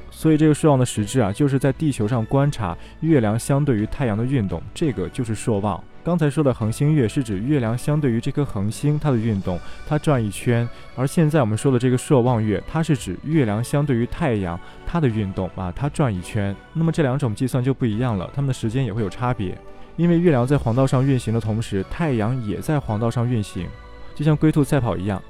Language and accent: Chinese; China; 我们中国人口中的月